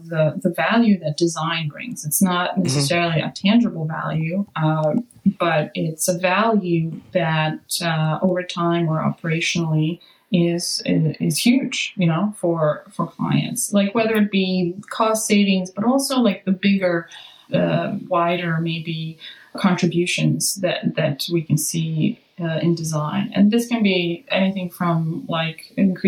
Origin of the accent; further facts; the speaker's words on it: Serbia; now in Los Angeles, United States; I'm also from Serbia, and today is Serbian Christmas